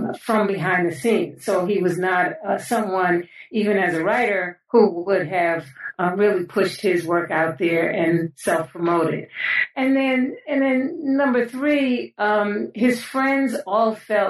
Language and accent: English; New York City, New York, United States; I was born and raised in New York City, in the Bronx specifically